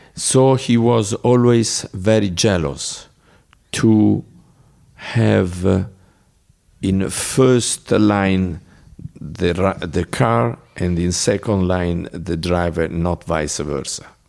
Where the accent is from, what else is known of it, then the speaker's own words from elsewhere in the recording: Bologna, Emilia-Romagna, Italy; English is a second language; I am from Bologna.